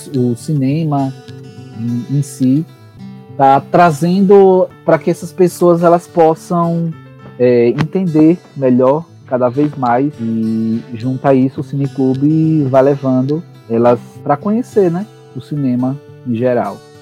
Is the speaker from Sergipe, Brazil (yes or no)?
yes; Lagarto, Sergipe, Brazil; Sou de Lagarto